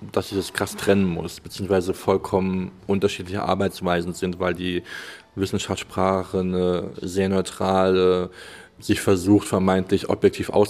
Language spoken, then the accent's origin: German; Germany; born there; Das heißt, ich bin in Deutschland geboren, meine Familie äh, kommt aus Deutschland.